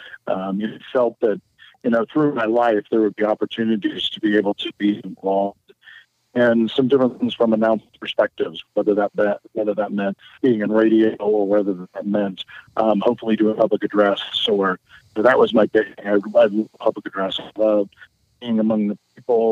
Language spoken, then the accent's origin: English; Pleasant Hill, Ohio, United States; also born or lived in Ashland, Ohio / Fairborn, Ohio; I grew up in a small town near Troy, Ohio, Pleasant Hill